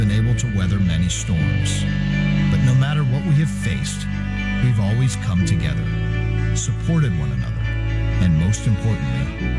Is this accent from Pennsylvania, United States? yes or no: yes; Pittsburgh, Pennsylvania, United States; I'm from Pittsburgh